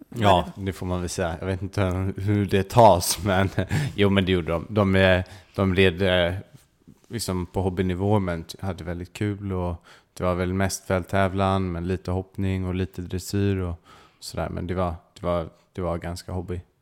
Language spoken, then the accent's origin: Swedish; Stockholm, Stockholm County, Sweden; moved away as an adult; now in England, United Kingdom; jag växte upp inne i Stockholm